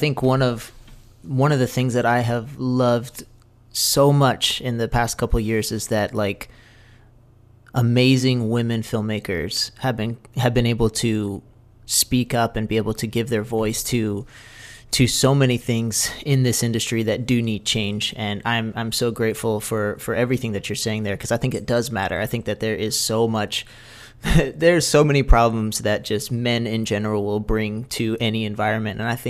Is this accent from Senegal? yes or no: yes; Senegal; I grew up in Senegal myself